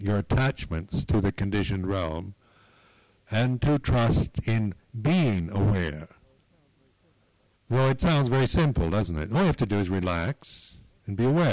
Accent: United States; now in England, United Kingdom; I was born in America, that I'm an American

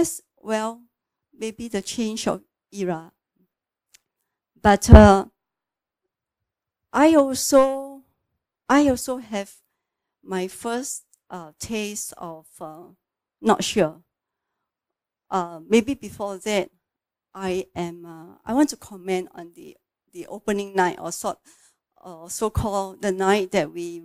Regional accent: Singapore; I'm from Singapore

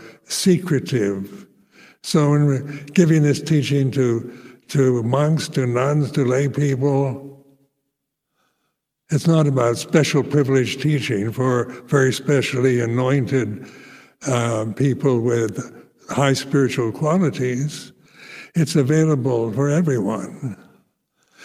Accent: United States; moved away; I grew up with in American Christian family life

